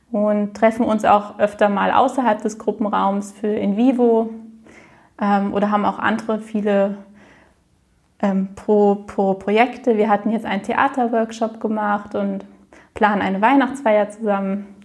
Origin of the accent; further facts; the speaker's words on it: Frankfurt, Hesse, Germany; ich komme aus Frankfurt. Ich bin 27 Jahre alt